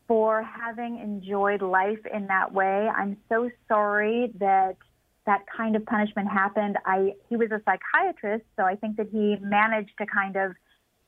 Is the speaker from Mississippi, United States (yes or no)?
no; Los Angeles, California, United States; moved away; I grew up in Los Angeles, and I'm a dual citizen